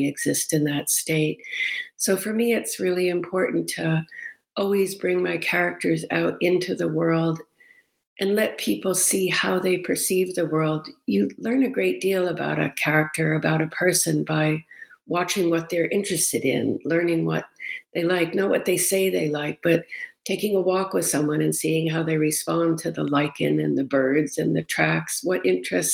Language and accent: English; Cape Cod, Massachusetts, United States; born or raised there; moved away; also born or lived in Rochester, New York